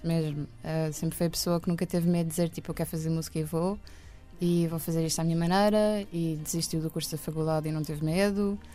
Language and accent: Portuguese; Lisbon area, Portugal; also born or lived in Benfica, Lisbon / Estoril; Eu nasci em Benfica, acho uhum. eu mas depois vivi no Estoril com o meu pai e com a minha mãe e com a minha irmã Marta uhum. durante dois anos